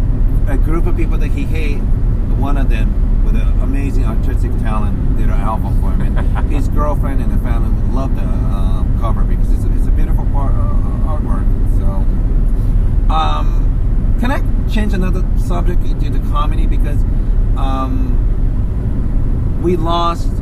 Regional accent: Kansai, Japan; moved away; my hometown in Japan

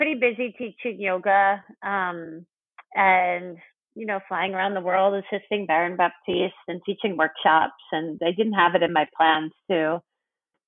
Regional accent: New York, United States; I'm from New York, born and raised.

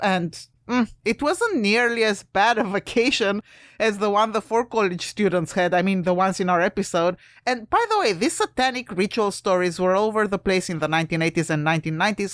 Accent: Romania; moved away; I'm from Romania originally

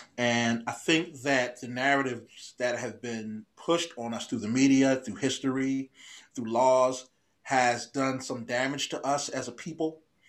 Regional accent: Philadelphia, Pennsylvania, United States; growing up in the Philadelphia public school system.

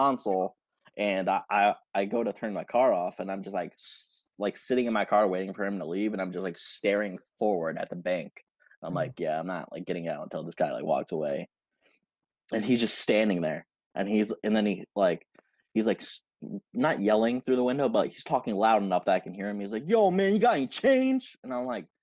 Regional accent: Schenectady, New York, United States; in my hometown, the downtown part of it

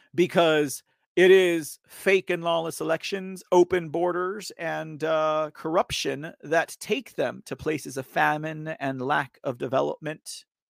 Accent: Texas, United States; I'm from Texas

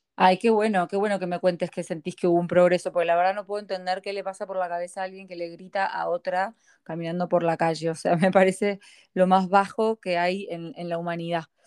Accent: Argentina; now in United States; somos los argentinos

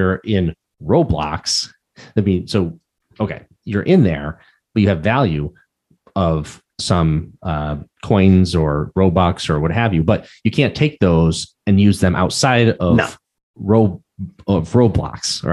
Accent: Pittsfield, Massachusetts, United States; We grew up in Pittsfield, Massachusetts

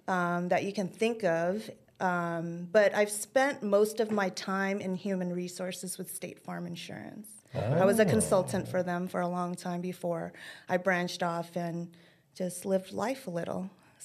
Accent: Long Beach, California, United States; now in Chandler, United States; So I was raised, and a lot of people don't know this, but I was raised in the east side of Long Beach. I am from the hood.

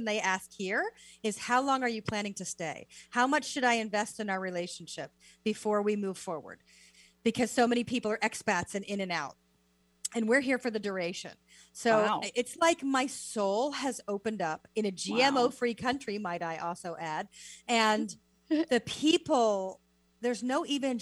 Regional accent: United States; moved away as an adult; also born or lived in the Deep South; I'm so American

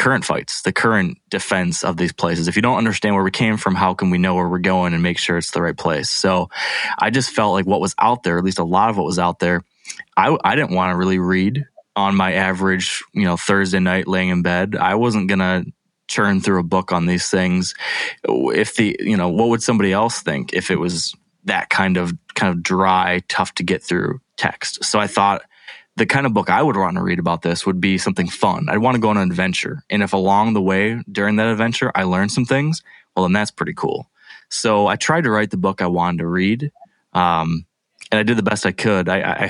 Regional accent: Midwest, United States; I was that person from the Midwest.

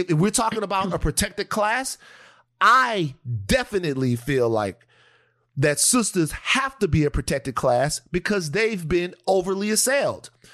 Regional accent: Louisiana, United States; I'm from Louisiana

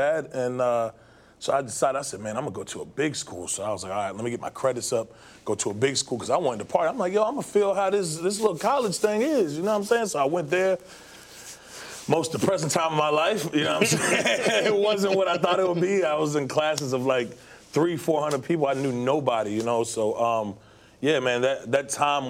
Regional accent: Gwinnett, near Stone Mountain, Georgia, United States; also born or lived in Maryland; I grew up near, like, Stone Mountain

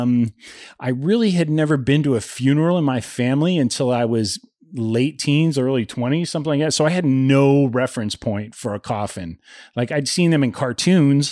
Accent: Ohio, United States; a little redneck kid growing up in Ohio

